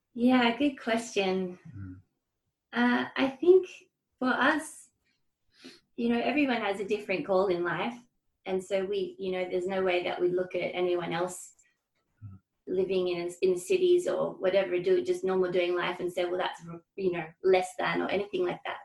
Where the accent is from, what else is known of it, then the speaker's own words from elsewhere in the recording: Hobart, Tasmania, Australia; I grew up in Hobart um, in a in an all girls Catholic school